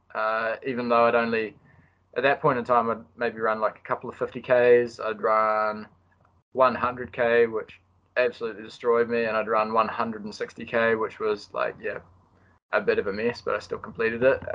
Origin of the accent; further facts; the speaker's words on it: Christchurch, Canterbury, New Zealand; moved away as an adult; now in Auckland, New Zealand; I'm a Kiwi.